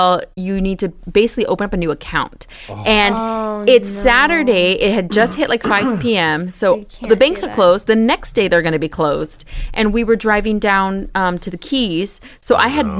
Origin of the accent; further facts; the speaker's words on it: United States; I'm American